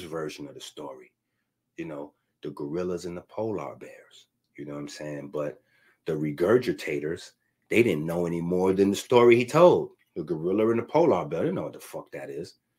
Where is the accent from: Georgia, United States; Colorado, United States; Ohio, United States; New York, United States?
New York, United States; New York City; I'm from the Bronx